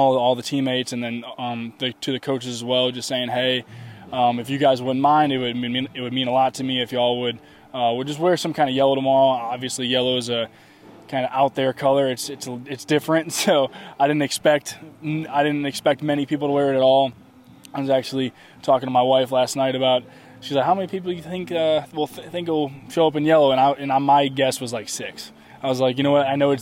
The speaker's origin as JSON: {"language": "English", "area": "outside of Chicago", "region": "Illinois", "country": "United States", "tie": "born or raised there", "said": "that's where I grew up outside of Chicago."}